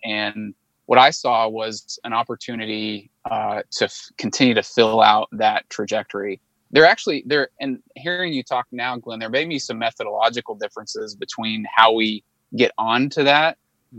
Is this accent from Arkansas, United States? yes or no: yes; Arkansas, United States; also born or lived in Chicago, United States / Little Rock, United States; I'm from Arkansas. Um, was born and raised in Arkansas